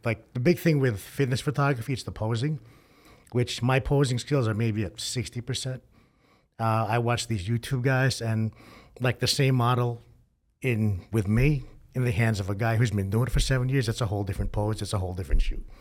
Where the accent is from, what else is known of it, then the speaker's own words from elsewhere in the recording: New York, United States; moved away; I'm originally from New York